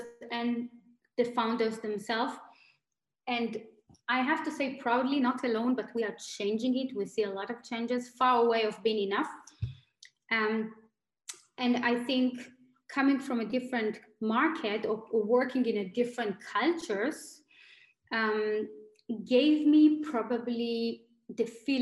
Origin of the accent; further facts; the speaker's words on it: Tel Aviv, Tel Aviv District, Israel; moved away as an adult; also born or lived in Germany / Asia / New York / Silicon Valley; now in Berlin, Germany; Originally, I'm from Tel Aviv. I live in Germany for 8 years.